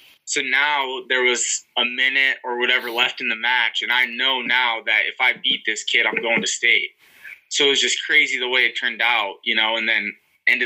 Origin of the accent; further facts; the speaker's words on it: Monticello, Iowa, United States; also born or lived in Mason City, Iowa / Marshalltown, Iowa / Marion, Iowa / Cedar Rapids, Iowa; I would never move back to Monticello